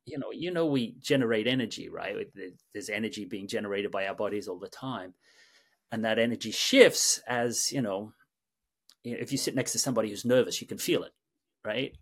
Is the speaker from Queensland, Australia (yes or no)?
no; Sydney, New South Wales, Australia; moved away as an adult; also born or lived in London / New York; born and raised in Sydney, Australia